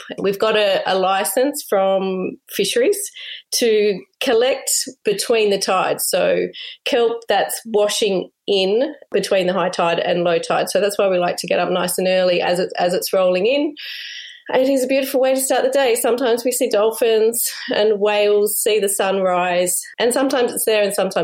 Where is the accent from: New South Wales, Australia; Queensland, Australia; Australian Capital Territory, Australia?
New South Wales, Australia; Sydney; moved away; But I grew up in Sydney